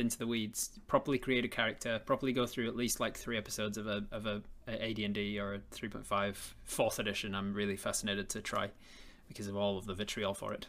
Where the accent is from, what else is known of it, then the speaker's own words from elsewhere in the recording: England, United Kingdom; I'm English